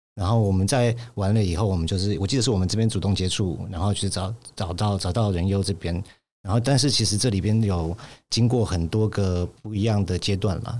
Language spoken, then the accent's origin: Chinese; United States; 我在美国长大的时候